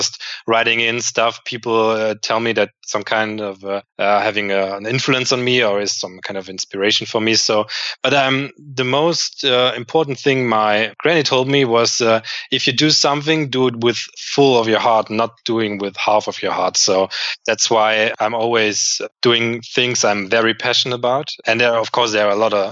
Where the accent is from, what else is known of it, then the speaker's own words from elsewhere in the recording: Black Forest, Baden-Württemberg, Germany; I was born in the Black Forest, and you can imagine in such a rural part of the country, you don't have a lot of big city stuff there